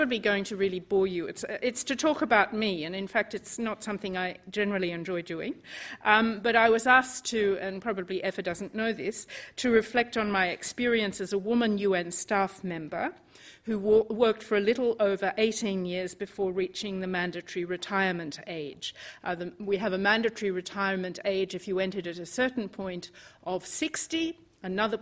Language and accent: English; Australia; moved away as an adult; now in United Kingdom; I grew up in Australia